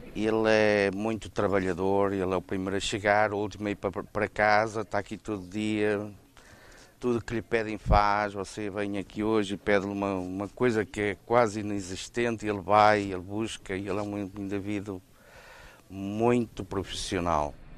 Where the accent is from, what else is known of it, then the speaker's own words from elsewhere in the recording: Apúlia, Norte, Portugal; also born or lived in Brazil; now in New Jersey, United States; Sou da Praia de Apulia, meu pai emigrou para os Estados, ah, para, não, Estados Unidos, emigrou para o Brasil em 1952, depois voltou a Portugal, parece que em 55 ou 56, não sei exatamente, e pegou toda a família